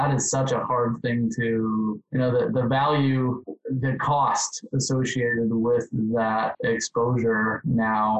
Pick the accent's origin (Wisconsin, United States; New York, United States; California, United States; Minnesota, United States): Wisconsin, United States; I'm from Wisconsin. So it was kind of a natural place to go. Grew up in a really small town.